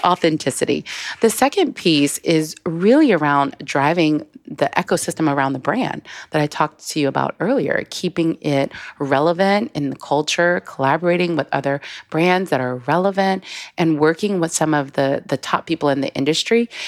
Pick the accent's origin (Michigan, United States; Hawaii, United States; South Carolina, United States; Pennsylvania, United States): South Carolina, United States; moved away; also born or lived in Paris; I am originally from South Carolina